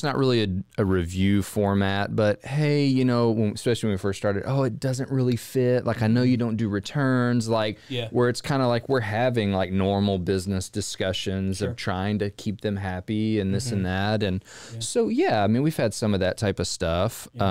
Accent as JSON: {"language": "English", "town": "Waco", "region": "Texas", "country": "United States", "said": "I am from Waco."}